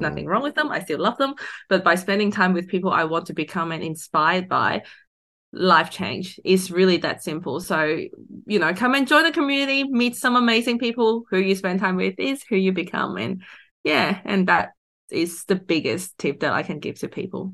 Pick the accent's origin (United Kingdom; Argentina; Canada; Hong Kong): Hong Kong; now in Australia; I grew up in Hong Kong.